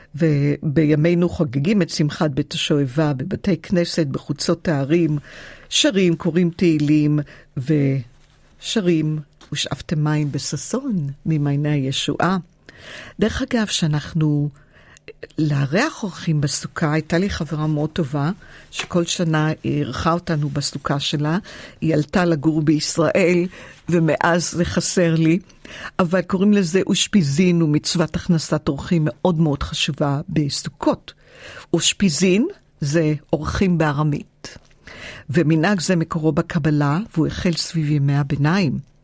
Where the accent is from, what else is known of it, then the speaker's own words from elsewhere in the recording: Givatayim, Tel Aviv District, Israel; now in Australia; היה לנו בית פרטי בגבעתיים